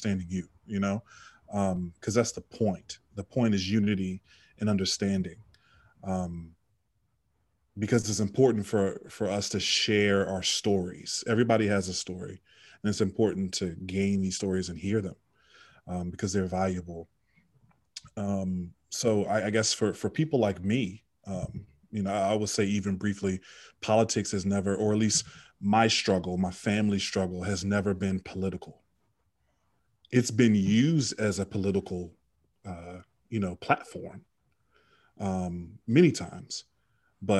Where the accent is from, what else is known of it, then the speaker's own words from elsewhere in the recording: Richmond, Virginia, United States; also born or lived in Washington, D.C.; I moved to Richmond when I was still pretty young. I went to elementary school